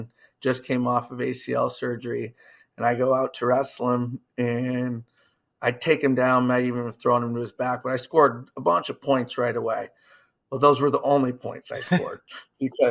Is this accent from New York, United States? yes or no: no; Iowa, United States; I'm from Iowa.